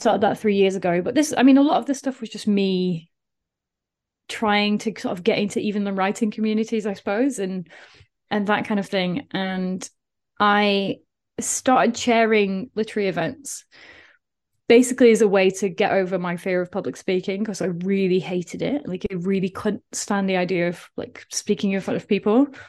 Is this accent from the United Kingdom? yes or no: yes; Doncaster, Yorkshire and the Humber, United Kingdom; accent: South Yorkshire; Like, my accent is completely gone from living abroad and these kind of things. But I used to have a very, very strong South Yorkshire accent. And you could, it was literally like, I know you're from Doncaster because the way you're saying this.